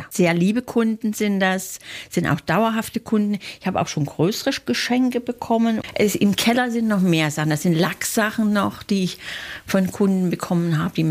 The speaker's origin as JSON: {"language": "German", "region": "Saxony", "country": "Germany", "said": "Aus dem Bundesland Sachsen."}